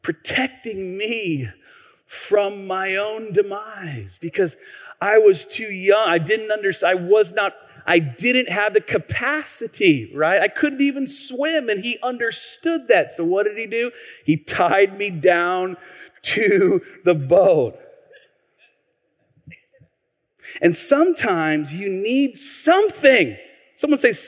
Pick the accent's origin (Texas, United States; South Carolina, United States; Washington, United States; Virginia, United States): Washington, United States; Tacoma; I grew up here. Many of you know I grew up here in Tacoma.